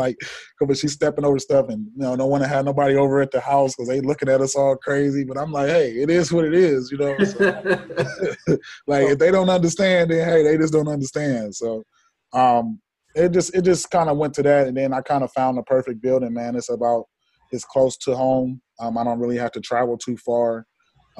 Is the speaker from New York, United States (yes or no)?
no; Columbus, Ohio, United States; now in Atlanta, United States; I'm originally from Columbus, Ohio